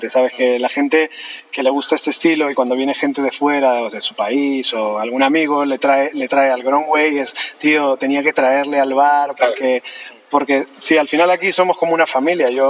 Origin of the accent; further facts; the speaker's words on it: Colombia; que somos colombianos